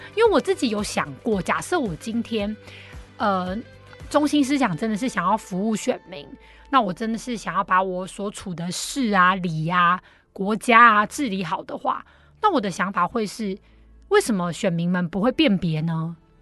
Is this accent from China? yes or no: no; Taiwan; 而是我们台湾人民的大众，我们呈现出来什么素质